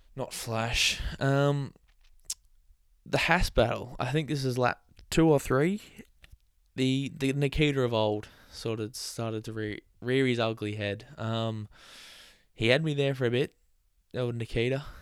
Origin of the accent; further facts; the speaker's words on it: Australia; I'm Australian.